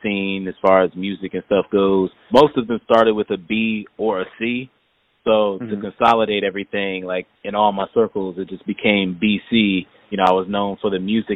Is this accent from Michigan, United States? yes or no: no; Hampton, Virginia, United States; moved away; my hometown of Hampton